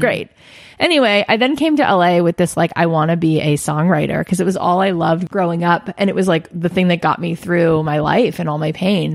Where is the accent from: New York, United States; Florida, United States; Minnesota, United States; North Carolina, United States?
Florida, United States; Boca Raton; moved away as an adult; now in Los Angeles, United States; I grew up in South Florida